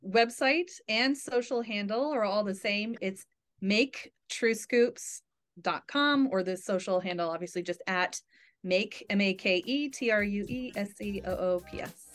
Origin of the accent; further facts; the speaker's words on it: New England, United States; I'm from New England, born and raised